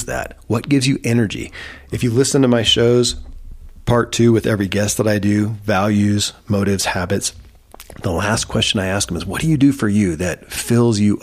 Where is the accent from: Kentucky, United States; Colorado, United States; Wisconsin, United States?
Kentucky, United States; born or raised there